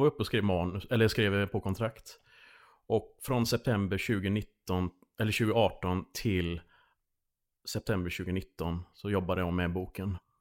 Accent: Landvetter, Västra Götaland, Sweden; moved away as an adult; Jag är uppvuxen i Landvetter

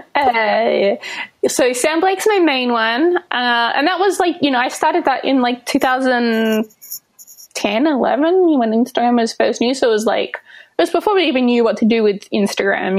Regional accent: Albany, Western Australia, Australia; moved away as an adult; also born or lived in Melbourne, Australia; now in New York City, United States; I was in Melbourne before uh, before I jumped over here, but I'm originally from Albany in Western Australia

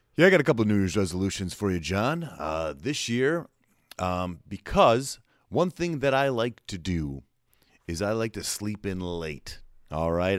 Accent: New Jersey, United States; now in Nashville, United States; I was born and raised in New Jersey

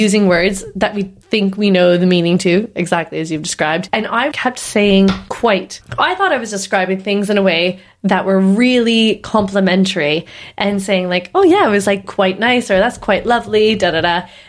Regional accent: East Coast, Canada; I'm Canadian. The East Coast.

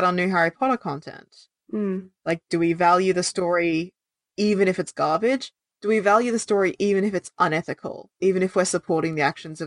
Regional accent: Australia; as an Australian person

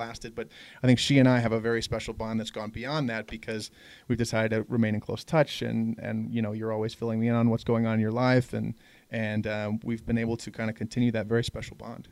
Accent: Denver, Colorado, United States; moved away as an adult; also born or lived in Los Angeles, California; now in San Francisco, United States; I'm originally from Denver, Colorado. I grew up here

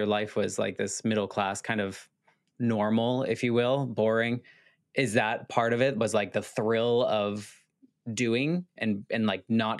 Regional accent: United States; as an American

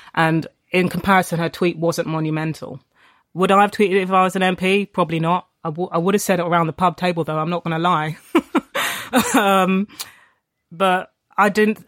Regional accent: London, United Kingdom; I grew up in Tottenham I went to school in Haringey

